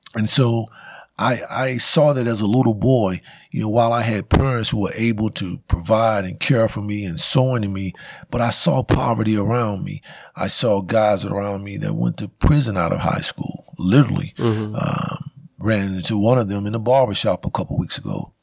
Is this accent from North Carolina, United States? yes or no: yes; Winston-Salem, North Carolina, United States; I grew up in East Winston.